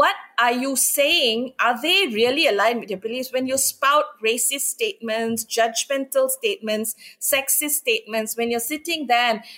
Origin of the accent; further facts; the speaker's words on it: India; I'm Indian